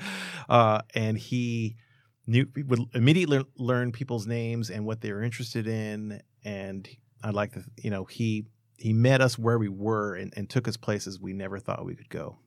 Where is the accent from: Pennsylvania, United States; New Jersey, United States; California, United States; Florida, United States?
California, United States; Los Angeles; I grew up in Boyle Heights and Montebello. I still live in Montebello